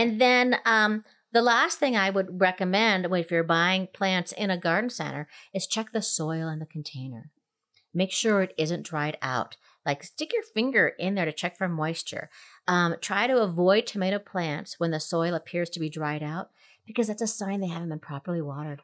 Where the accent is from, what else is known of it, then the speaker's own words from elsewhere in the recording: Minnesota, United States; moved away; growing up in Minnesota